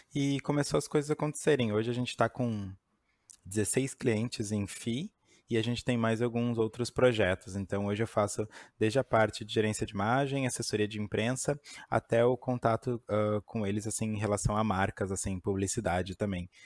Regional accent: Porto Alegre, Rio Grande do Sul, Brazil; sou de Porto Alegre.

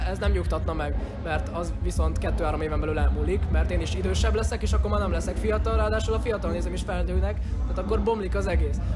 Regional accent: Hungary; én magyar vagyok, Magyarországon élek, és zenélek

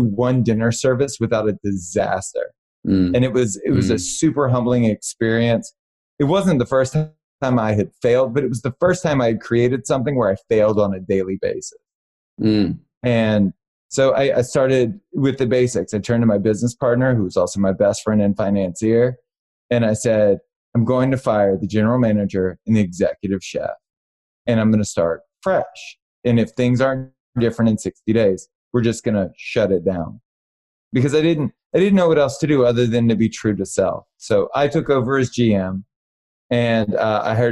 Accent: Baton Rouge, Louisiana, United States; moved away as an adult; now in Los Angeles, United States; I was born and raised in Baton Rouge, Louisiana

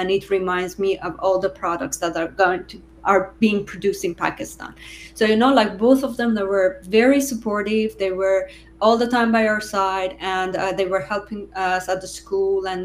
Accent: Tehran, Tehran Province, Iran; English is a second language; moved away as an adult; now in Quebec City, Canada; I am from Tehran, but originally we are from north. So my parents, they are from north, but I studied in Tehran. I lived in Tehran my whole life.

